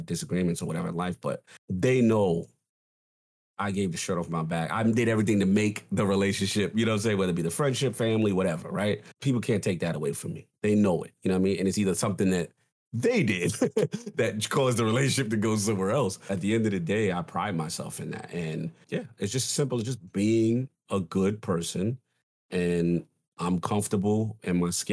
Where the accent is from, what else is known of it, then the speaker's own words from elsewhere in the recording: New York City, New York, United States; growing up in the South Bronx